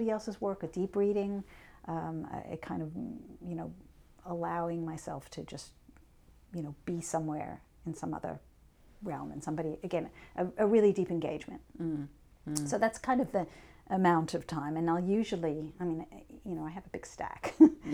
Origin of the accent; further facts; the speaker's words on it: New York, United States; I'm a New Yorker